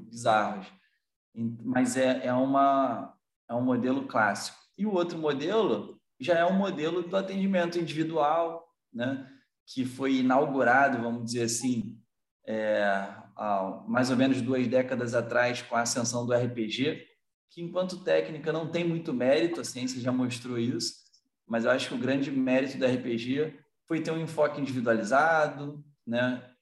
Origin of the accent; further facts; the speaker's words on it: Teresópolis, Rio de Janeiro, Brazil; Eu sou de Teresópolis, na região serrana do Rio de Janeiro